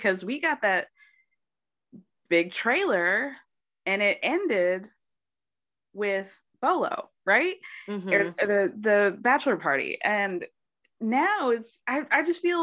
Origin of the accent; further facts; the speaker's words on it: Atlanta, Georgia, United States; I'm from Atlanta